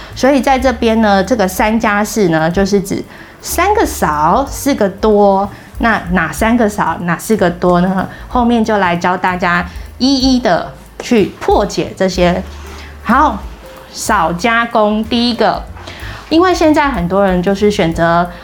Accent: Taiwan; 我们台湾人的烹调习惯还是以熟食为主

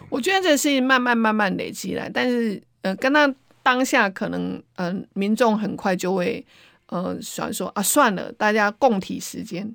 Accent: Taiwan; 我们台湾人是很善良的

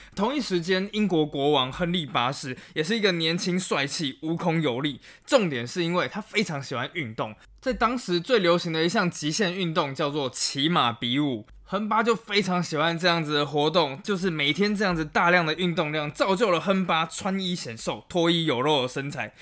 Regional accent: Taiwan; 作为一个台湾人

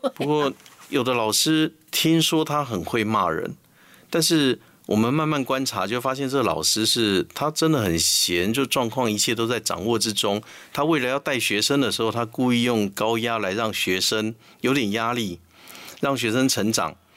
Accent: Taiwan; 我们台湾话说他头香

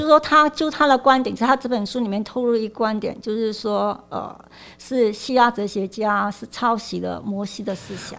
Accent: Malaysia; moved away as an adult; now in Taiwan; 我是来自马来西亚，就是我在我十八岁的时候，就是决定来台湾念书

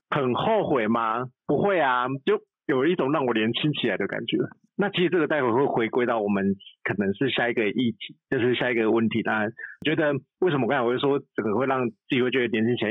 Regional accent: Changhua County, Taiwan; 我只是一个来自彰化的低调的大叔，然后其实我们彰化是一个很贫瘠的沙漠

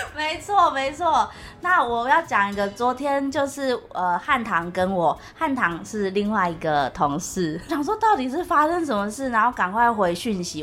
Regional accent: Taiwan; 我们台湾人这样生活

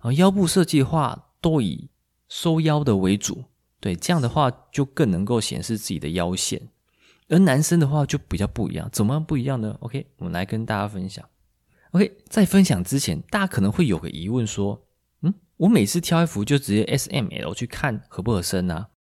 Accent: Taiwan; 我们台湾人

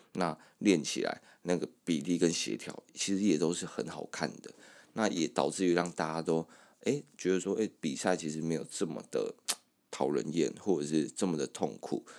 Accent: Kaohsiung area, Taiwan; moved away as an adult; now in Taipei, Taiwan; 我们从高中的时候就一直跑高雄市区

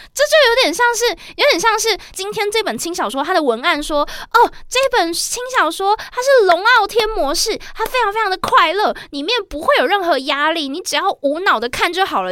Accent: Taiwan; 我是在台湾读书长大的

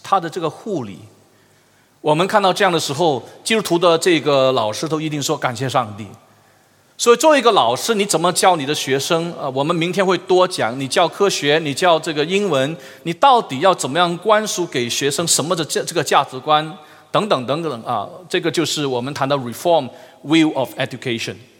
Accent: Malaysia; 我们马来西亚人英语太差了

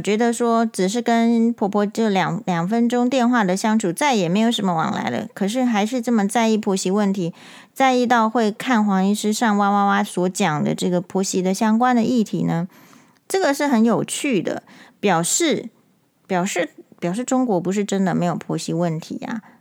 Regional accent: Taiwan; 身为台湾人

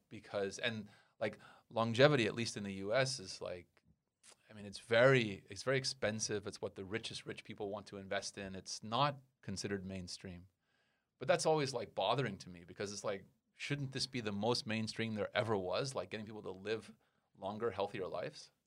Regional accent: United States; now in Taiwan; I'm from America

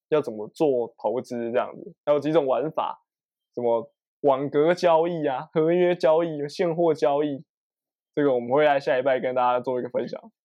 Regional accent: Taiwan; 我们是台湾人嘛

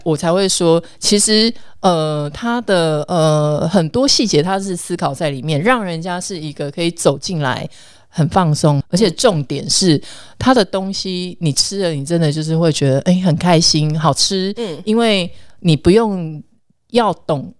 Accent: Kaohsiung, Taiwan; 我们高雄人真的走路之慢

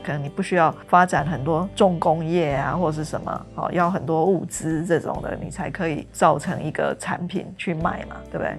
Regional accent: Tainan, Taiwan; 因为我是台南人嘛

